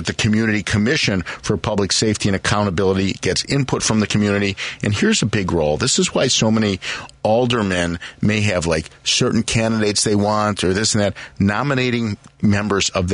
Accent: Morton Grove, Illinois, United States; also born or lived in Roscoe Village, Chicago; now in Chicago, United States; I grew up in Morton Grove

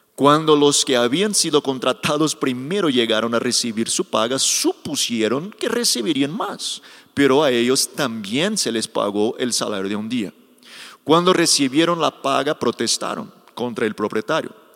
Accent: Brazil; Spanish is a second language; soy brasileño

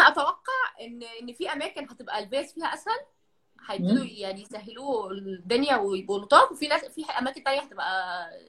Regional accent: Egypt; now in Kuwait; احنا يعني كمصريين

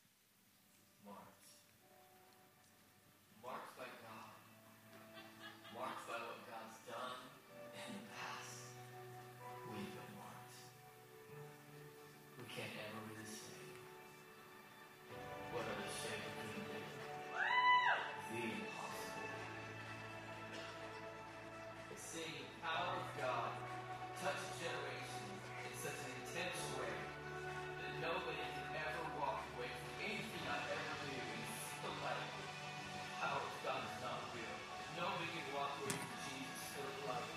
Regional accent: Salt Lake City, Utah, United States; I was born in Salt Lake City, Utah

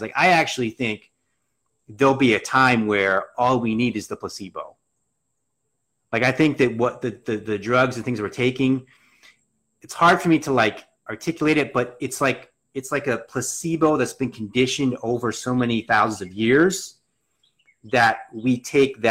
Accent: Reading, Pennsylvania, United States; I grew up in outside of Reading.

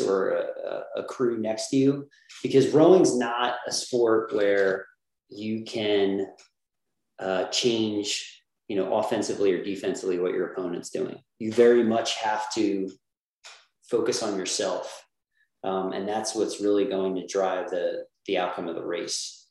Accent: New Jersey, United States; I grew up in New Jersey, South Jersey, um, and uh, went to Mainland High School, which is in Linwood

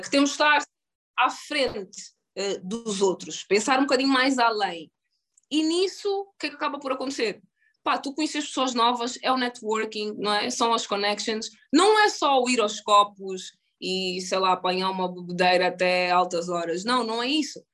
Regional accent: Luanda, Luanda Province, Angola; moved away as an adult; also born or lived in United States; Em relação à minha infância em Angola

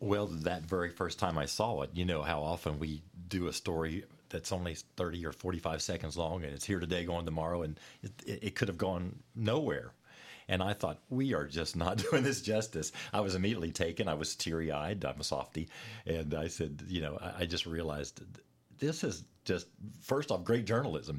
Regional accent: West Virginia, United States; moved away as an adult; now in Lexington, United States; my hometown there in West Virginia

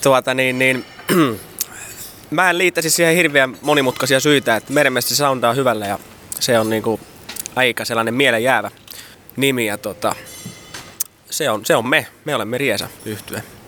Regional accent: South Ostrobothnia, Finland; Etelä-Pohjanmaa on se, mistä me ollaan kotoisin

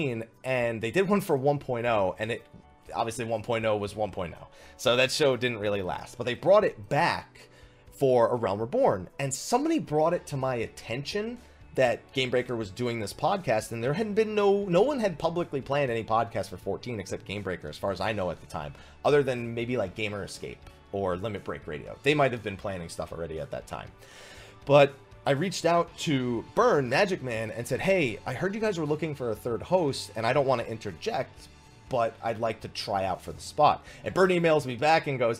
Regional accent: New Jersey, United States; I grew up in New Jersey, and I grew up in kind of a rowdy environment

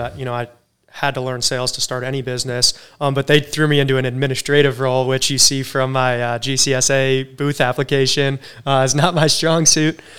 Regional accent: Cape Cod, Massachusetts, United States; now in Charleston, United States; I grew up in Cape Cod, Massachusetts

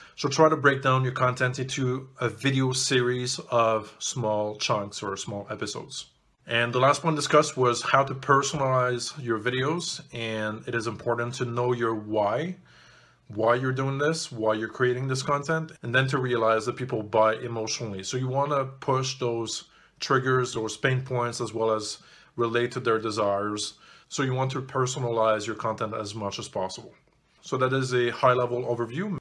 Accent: Canada; also born or lived in Montreal; I'm Canadian

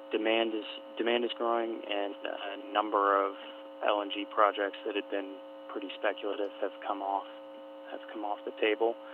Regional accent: Alaska, United States; moved away as an adult; also born or lived in Houston; now in New York City, United States; Uh, I am an Alaskan. I was actually born in Valley Hospital years ago. Um, I grew up in Alaska.

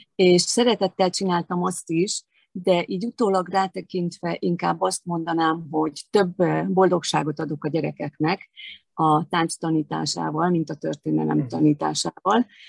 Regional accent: Eger, Heves, Hungary; moved away; also born or lived in Veszprém; én egri születésű vagyok

